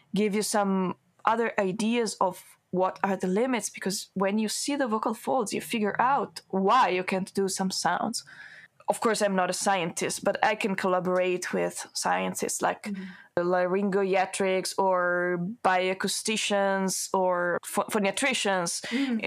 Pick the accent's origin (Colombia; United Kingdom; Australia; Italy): Italy; English is a second language; moved away as an adult; now in Malmö, Sweden; students from the conservatory in my hometown